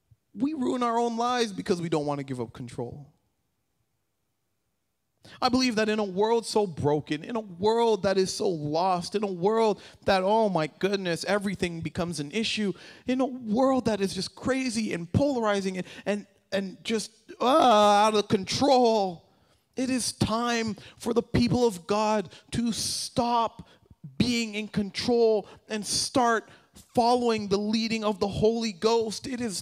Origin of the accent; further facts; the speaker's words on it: Canada; Growing up in Canada, as a child